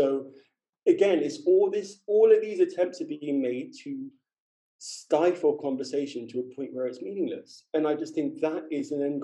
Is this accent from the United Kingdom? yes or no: yes; London, United Kingdom; moved away as an adult; I'm from London